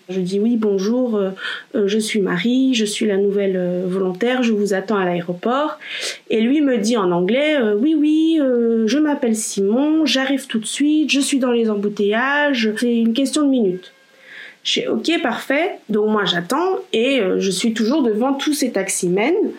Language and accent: French; Belgium; also born or lived in Poland; je suis belgo-polonaise